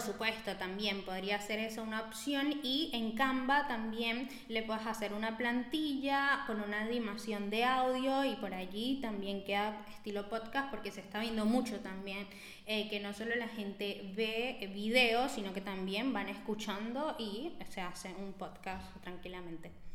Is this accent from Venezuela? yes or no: yes; Venezuela; moved away; yo soy venezolana